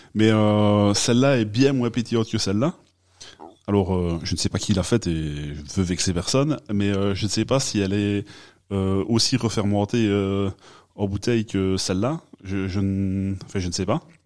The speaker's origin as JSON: {"language": "French", "town": "Liège", "region": "Wallonia", "country": "Belgium", "accent": "Liège", "said": "mon bel accent euh, de Liège"}